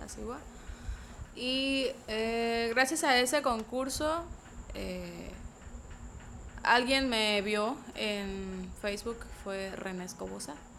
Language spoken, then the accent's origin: Spanish; San Jerónimo, Guerrero, Mexico; soy nativa de ahí, pero pues era no muy conocida por el pueblo